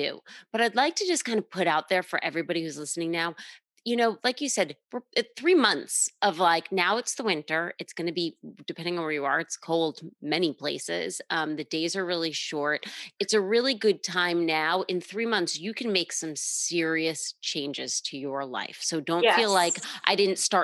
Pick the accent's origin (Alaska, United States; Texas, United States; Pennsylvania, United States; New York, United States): New York, United States; as a New Yorker